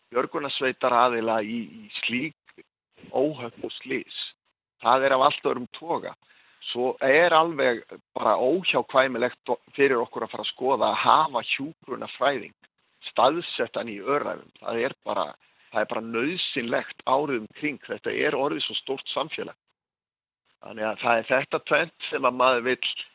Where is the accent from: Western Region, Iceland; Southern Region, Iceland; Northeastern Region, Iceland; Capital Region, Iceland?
Southern Region, Iceland; Vestmannaeyjar; also born or lived in Hornafjörður; now in Höfn, Iceland; Ég er frá Vestmanheim